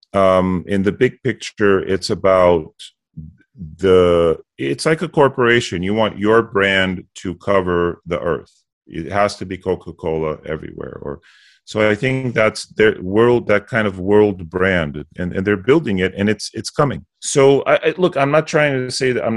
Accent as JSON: {"language": "English", "country": "Bulgaria", "tie": "born or raised there", "also_born_or_lived": "United States", "moved": "yes", "said": "I grew up in communism. I was born in the States, but my family moved us back to Bulgaria for a number of years. So I lived it"}